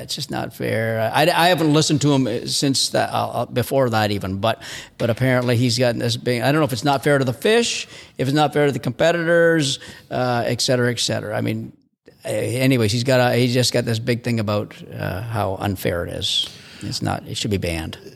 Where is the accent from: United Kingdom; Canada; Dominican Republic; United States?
Canada; as a Canadian